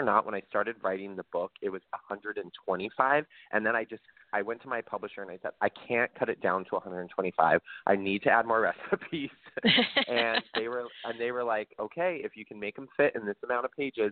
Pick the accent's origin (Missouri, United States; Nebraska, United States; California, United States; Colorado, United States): California, United States; Central Valley of; I grew up in the Central Valley of California. So I grew up on the West Coast.